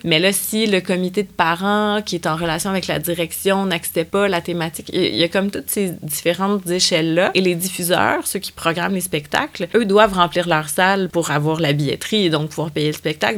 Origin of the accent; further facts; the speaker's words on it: Quebec, Canada; chez nous au Québec